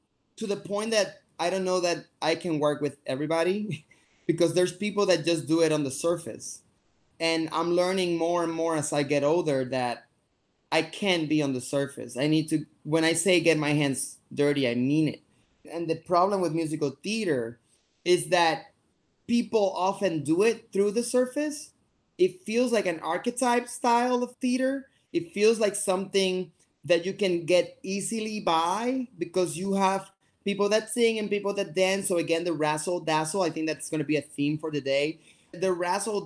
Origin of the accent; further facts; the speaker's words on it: Puerto Rico; moved away as an adult; also born or lived in New York City; I am from Puerto Rico, born and raised